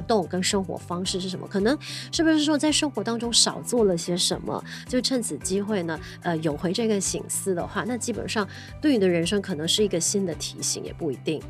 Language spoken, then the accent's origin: Chinese; Malaysia; 不管是我们马来西亚人就是用 sarong 这样子